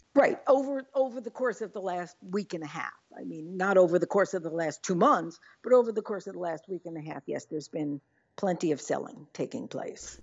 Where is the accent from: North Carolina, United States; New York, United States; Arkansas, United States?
New York, United States; now in Midwest, United States; I was just in New York, which is my hometown